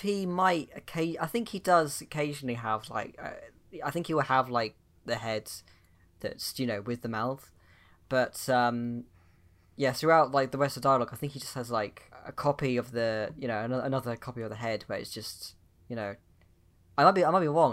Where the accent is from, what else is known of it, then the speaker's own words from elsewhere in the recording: United Kingdom; I'm British